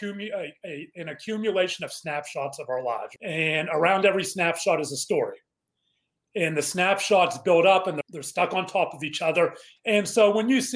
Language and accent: English; Mount Lebanon, Pennsylvania, United States; I grew up in Pittsburgh, a suburb of Mount Lebanon